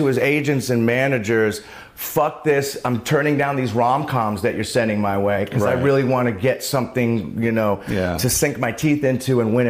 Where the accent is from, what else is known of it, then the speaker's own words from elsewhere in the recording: San Francisco, California, United States; also born or lived in Oakland / New York; now in Los Angeles, United States; Growing up in San Francisco, being in LA now